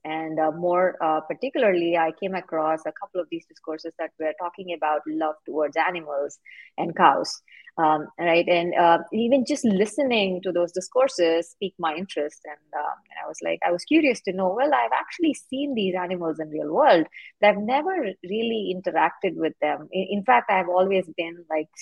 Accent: India; moved away as an adult; now in United States; I'm actually originally from India, and I moved to the U.S. to pursue higher education.

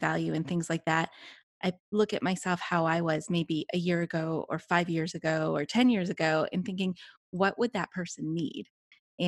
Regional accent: Canada; moved away as an adult; now in Odessa, United States; I grew up in Canada. I went to high school and graduated from high school in Canada.

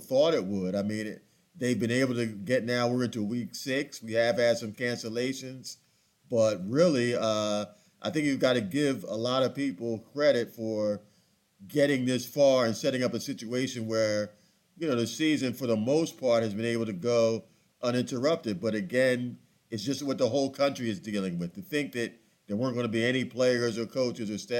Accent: Philadelphia, Pennsylvania, United States; moved away; I grew up in Philadelphia

